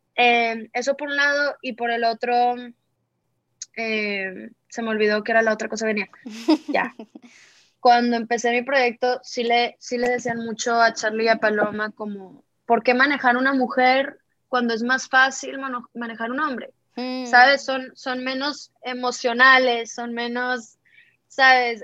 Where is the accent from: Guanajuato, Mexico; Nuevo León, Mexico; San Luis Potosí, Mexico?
Nuevo León, Mexico; Monterrey; yo que soy del norte de México, de Monterrey